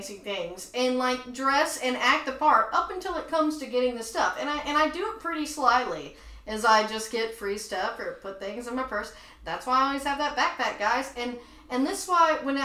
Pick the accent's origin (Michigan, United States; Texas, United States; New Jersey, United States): Texas, United States; Tyler; moved away as an adult; now in Los Angeles, United States; I grew up in Tyler, Texas